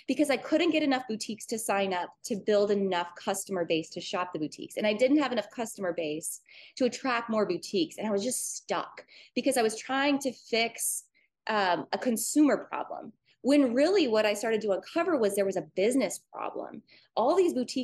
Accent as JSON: {"language": "English", "region": "North Dakota", "country": "United States", "tie": "born or raised there", "moved": "yes", "lives_now": "Wisconsin, United States", "said": "I live in Wisconsin now. I was born and raised in North Dakota on a ranch on the back of a horse in the middle of nowhere."}